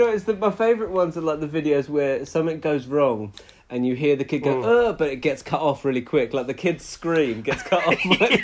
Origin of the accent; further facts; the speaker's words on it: Portsmouth, South East England, United Kingdom; I'm from Portsmouth and it's pretty much used daily here whenever someone's moaning about something.